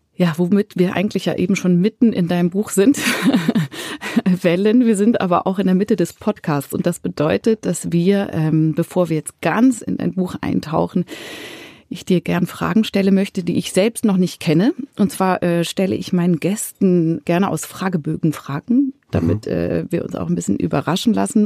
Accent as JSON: {"language": "German", "region": "Zurich", "country": "Switzerland", "tie": "born or raised there", "said": "in Zürich, in meiner Heimatstadt"}